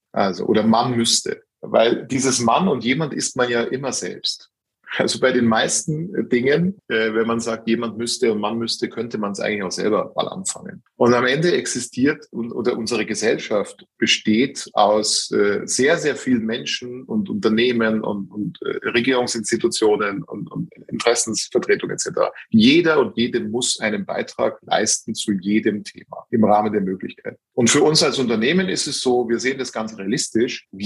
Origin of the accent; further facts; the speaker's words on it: Germany; now in Austria; Ich wünschte mir, das gäbe es in meiner Heimat Deutschland